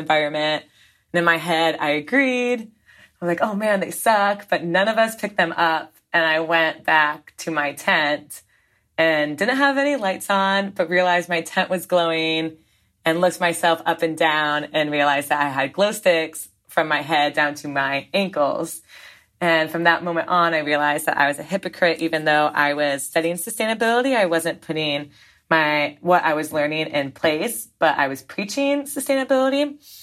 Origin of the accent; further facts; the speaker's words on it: Southern Vermont, United States; down in Southern Vermont near my hometown.